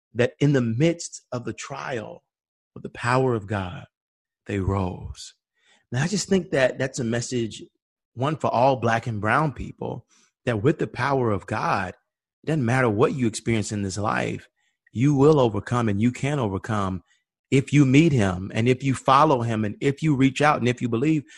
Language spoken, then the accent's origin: English; Atlanta, Georgia, United States; we grew up in Auburn